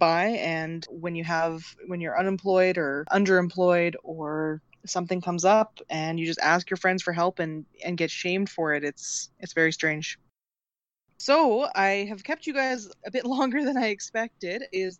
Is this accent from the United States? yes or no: no; Canada